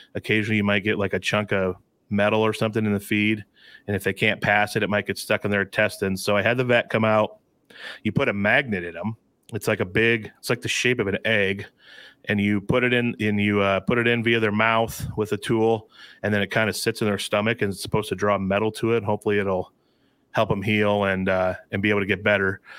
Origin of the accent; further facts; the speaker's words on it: Alta, Iowa, United States; twenty-five miles from my hometown in Elta, where I'm sitting right now